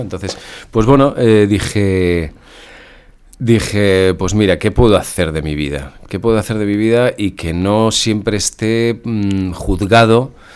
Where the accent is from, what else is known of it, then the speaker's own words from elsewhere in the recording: Spain; also born or lived in Brussels, Belgium; nací en Bruselas. Eh, de hecho, estuve hasta los seis años en Bruselas. Y mis padres se vinieron a vivir a España.